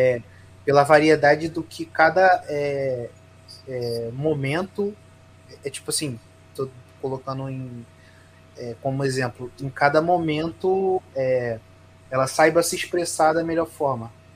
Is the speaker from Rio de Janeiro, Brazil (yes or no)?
yes; Rio de Janeiro, Brazil; eu sou do Rio de Janeiro.